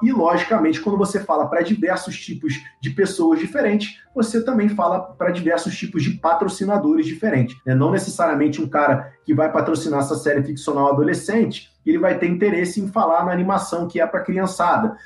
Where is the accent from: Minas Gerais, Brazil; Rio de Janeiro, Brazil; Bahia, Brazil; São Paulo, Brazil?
Rio de Janeiro, Brazil; sou carioca